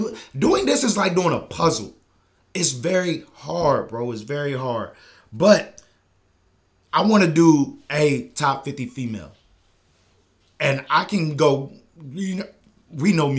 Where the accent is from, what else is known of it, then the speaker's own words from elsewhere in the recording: the South, United States; I'm from the South